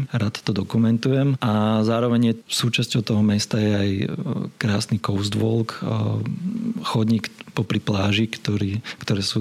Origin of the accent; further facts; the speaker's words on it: Bratislava, Bratislava Region, Slovakia; born there; Ja som sa narodil v Bratislave